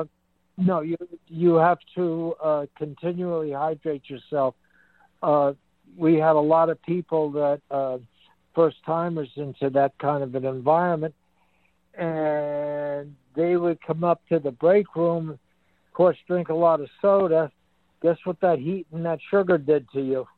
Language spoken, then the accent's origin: English; Long Island, New York, United States; moved away; I'm a Long Island Sounder